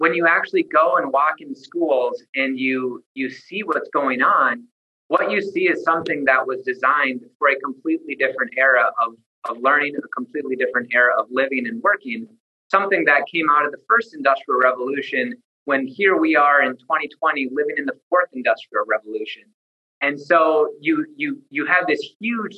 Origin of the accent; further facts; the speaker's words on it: central Minnesota, United States; also born or lived in Sioux Falls, South Dakota / Twin Cities, Minnesota; I grew up in central Minnesota, graduated from Starzell High School in 2005